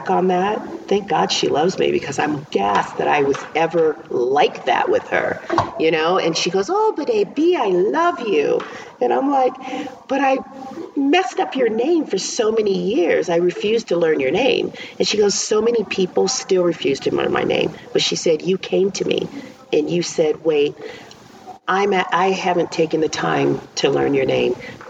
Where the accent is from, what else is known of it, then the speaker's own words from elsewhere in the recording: New Orleans, Louisiana, United States; moved away; I am born and raised in New Orleans and other places, but my roots are definitely, they go deep in New Orleans